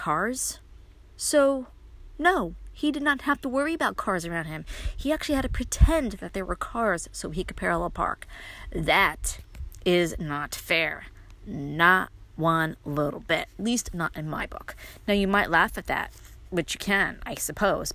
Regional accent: New York City, New York, United States; moved away as an adult; now in Upstate New York, United States; I was born and raised in Brooklyn, which means I had to learn how to drive in Brooklyn

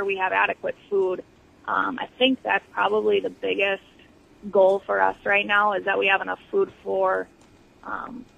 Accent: United States; now in Iowa, United States; I was from Buffalo County, and then my husband is from the Rochester, Minnesota area

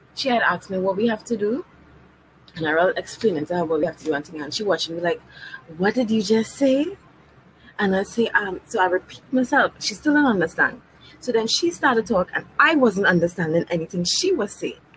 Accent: Trinidad & Tobago

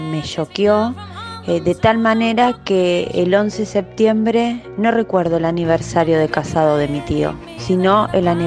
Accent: Venezuela; recuerdo que era en la mañana, estaba viendo un programa de variedades en mi país, Venezuela.

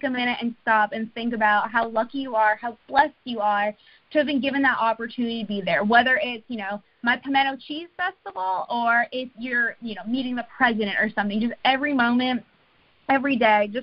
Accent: New England, United States; now in North Carolina, United States; I'm from New England

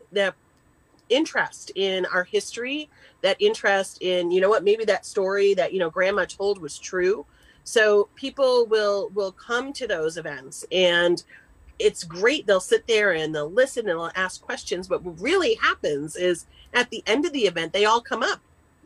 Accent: Massachusetts, United States; moved away; I'm originally from Massachusetts

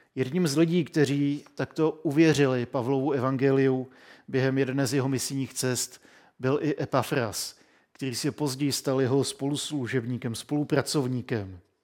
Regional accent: Czechia

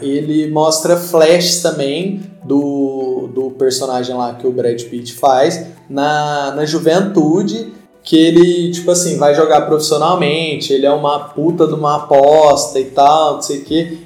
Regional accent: Brazil; a gente, enquanto brasileiros

